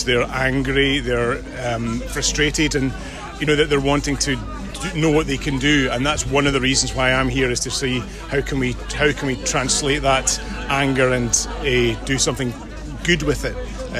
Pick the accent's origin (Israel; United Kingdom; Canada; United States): United Kingdom; Scotland; Okay, so I'm a Scottish police officer